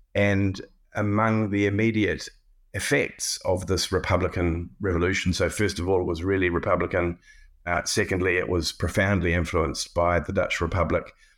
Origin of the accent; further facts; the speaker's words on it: New Zealand; moved away as an adult; also born or lived in Cambridge / Pittsburgh; as a New Zealander